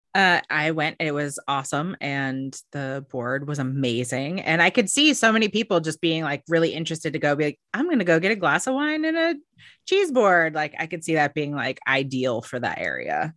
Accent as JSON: {"language": "English", "region": "Oregon", "country": "United States", "tie": "born or raised there", "moved": "yes", "lives_now": "Seattle, United States", "said": "I'm not from here. I grew up in Oregon"}